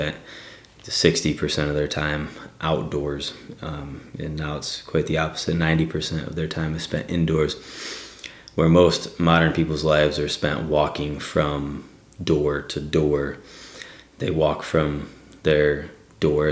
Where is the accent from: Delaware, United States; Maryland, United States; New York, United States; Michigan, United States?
Michigan, United States; Northern; now in southwestern Pennsylvania, United States; I'm from Northern Michigan